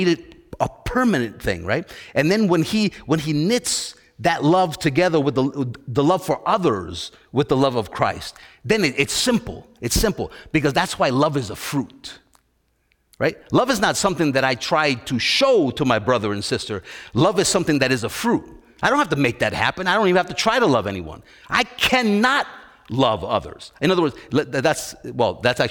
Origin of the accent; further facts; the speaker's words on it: New York City, New York, United States; where I was raised and where I was brought up in New York City